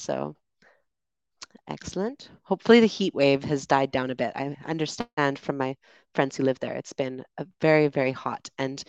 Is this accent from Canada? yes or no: yes; Vancouver, British Columbia, Canada; moved away as an adult; also born or lived in London, United Kingdom; now in Dominican Republic; I'm from Vancouver, Canada originally, but I moved to London in 2014, originally for a kind of trainee program. And then I just decided to stay.